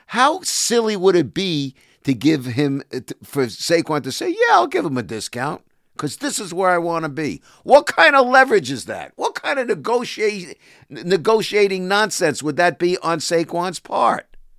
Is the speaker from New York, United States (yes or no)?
yes; New York area, United States; moved away as an adult; also born or lived in Toronto; I came back from Toronto, uh, came home to the New York area in eighty-eight